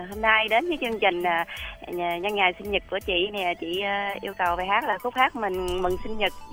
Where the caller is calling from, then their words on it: Long An, Vietnam; chị ở Long An.